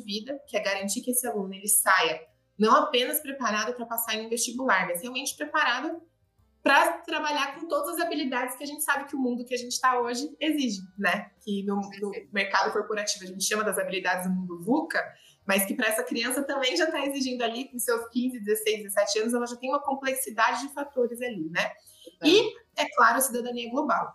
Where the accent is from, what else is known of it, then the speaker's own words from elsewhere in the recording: Limeira, São Paulo, Brazil; accent: interior of São Paulo; moved away as an adult; also born or lived in Araçatuba, Brazil; now in São Paulo, Brazil; Eu sou de Araçatuba, nasci em Araçatuba, mas cresci em Limeira, então interior de São Paulo, você vai sentir aqui o sotaquinho